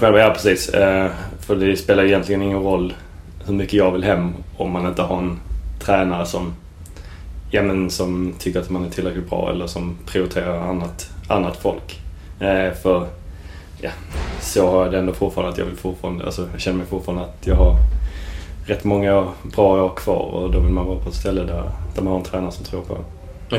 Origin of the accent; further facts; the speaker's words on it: Sweden; som svensk